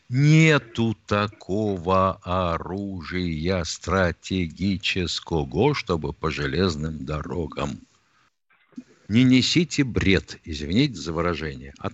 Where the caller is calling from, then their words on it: Moscow, Russia; из Москвы.